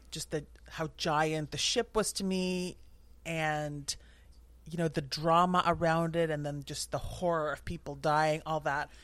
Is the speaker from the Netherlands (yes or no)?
yes; southern Netherlands, Netherlands; I grew up in the Netherlands, in the south of the Netherlands